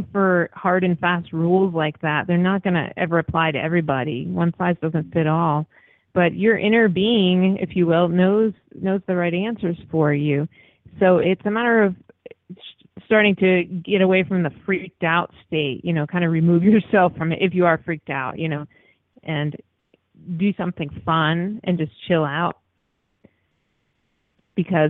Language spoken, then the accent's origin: English; Sussex County, New Jersey, United States; now in Los Angeles, United States; I grew up in Sussex County